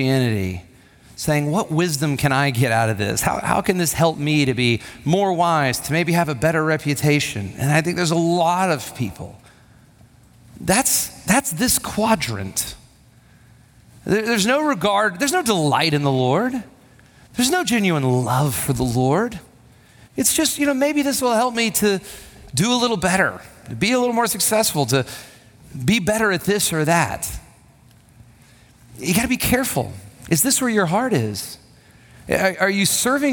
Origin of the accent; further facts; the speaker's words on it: Huntsville, Alabama, United States; When I was a kid, I went to a big church. My dad was on staff at this church, and it was a well-respected church and there in Huntsville, Alabama